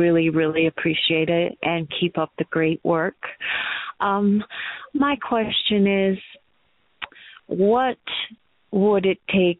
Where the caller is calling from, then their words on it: Colorado Springs, Colorado, United States; from Colorado Springs, Colorado.